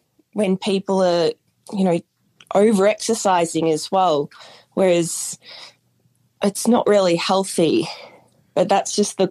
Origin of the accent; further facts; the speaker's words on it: Bendigo, Victoria, Australia; now in Los Angeles, United States; I'm from Bendigo, which is about an hour and a half from Melbourne. But at the moment, I actually live